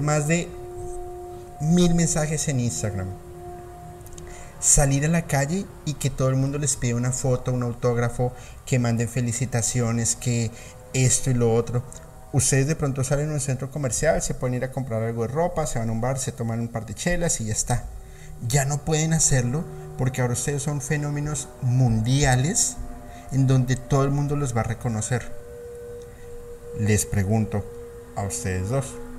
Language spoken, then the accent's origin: Spanish; Colombia; soy colombiano